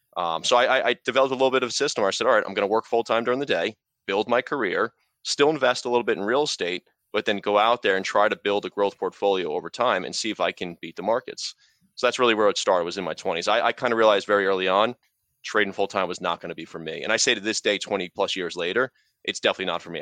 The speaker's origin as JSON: {"language": "English", "region": "New York", "country": "United States", "tie": "born or raised there", "moved": "yes", "lives_now": "New Jersey, United States", "said": "I'm from, I grew up in New York, I live in New Jersey"}